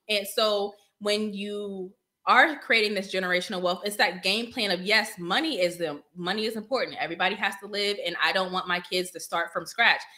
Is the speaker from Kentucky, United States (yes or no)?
no; Northern Virginia, United States; moved away as an adult; now in Killeen, United States; I'm from Northern Virginia. So um, Prince William County and up